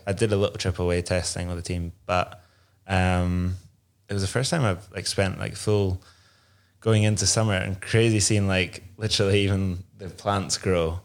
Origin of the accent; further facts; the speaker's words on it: Inverness, Scotland, United Kingdom; I grew up in Inverness, uh, just outside